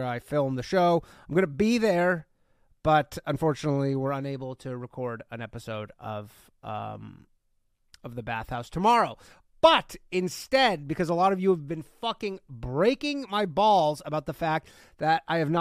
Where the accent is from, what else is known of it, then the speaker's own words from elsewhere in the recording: Canada; I'm from Canada